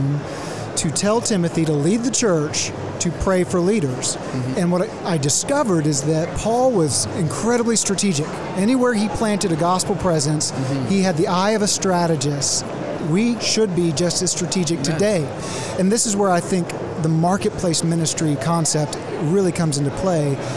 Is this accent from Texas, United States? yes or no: yes; Waco, Texas, United States; moved away as an adult; also born or lived in Washington, D.C.; now in Oklahoma, United States; I'm from Waco, so to the sigh and relief of three generations, I've got that Baylor degree